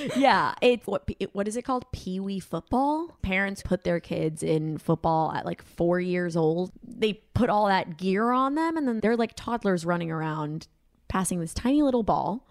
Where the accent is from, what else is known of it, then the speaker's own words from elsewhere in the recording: Colombia; moved away; I'm from Colombia. Like, we don't watch American football